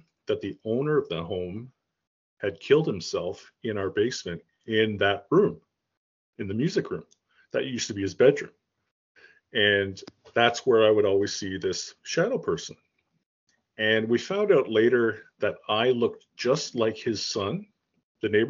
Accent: Toronto, Ontario, Canada; also born or lived in Caledon East; I grew up, I was born in Toronto. actually Rexdale, which is like a suburb of Toronto

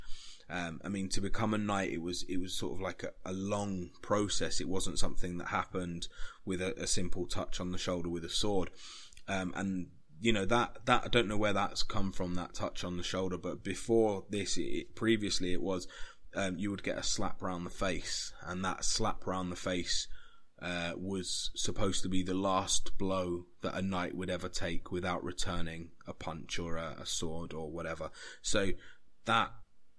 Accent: Watford, East of England, United Kingdom; I'm being from Watford

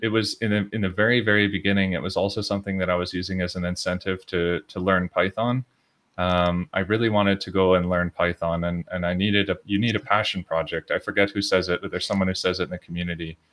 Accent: Edmonton, Alberta, Canada; moved away as an adult; now in Belgium; I'm also from Edmonton, Edmonton Oilers.

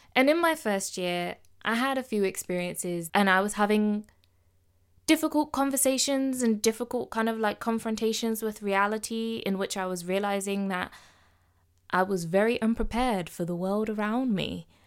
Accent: Midlands, United Kingdom; accent: Midlands; I'm not from London. I'm not from down south. I'm a Midlands girl, so I'm gonna speak with my accent.

